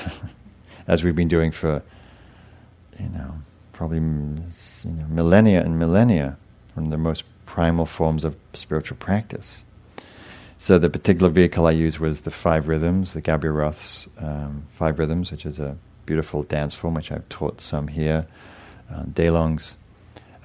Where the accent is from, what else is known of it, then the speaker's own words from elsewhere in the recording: England, United Kingdom; moved away; I was from England